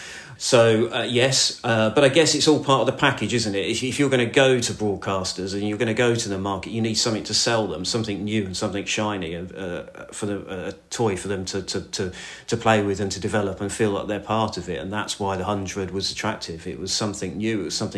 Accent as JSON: {"language": "English", "town": "Northampton", "region": "East Midlands", "country": "United Kingdom", "tie": "born or raised there", "said": "I grew up in Northampton. You obviously, Northamptonshire was the county side."}